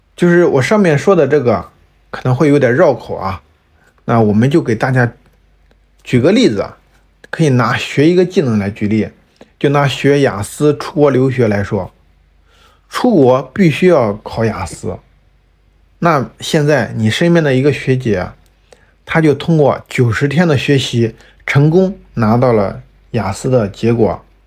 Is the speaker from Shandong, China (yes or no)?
yes; Shandong, China; 尤其是对于我们山东人来说，爸妈从小都告诉我，做一个铁饭碗儿，去考公务员